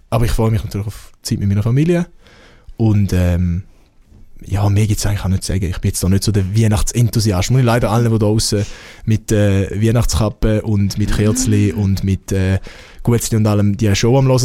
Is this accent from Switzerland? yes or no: yes; Switzerland; Ich bin halt Schweizer, was soll ich?